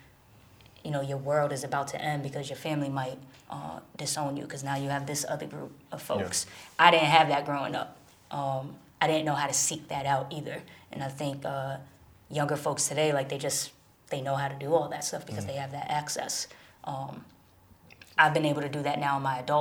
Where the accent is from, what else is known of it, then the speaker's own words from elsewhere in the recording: Springfield, Massachusetts, United States; moved away as an adult; now in New York, United States; When I was growing up in Springfield, I was the only gay person I knew.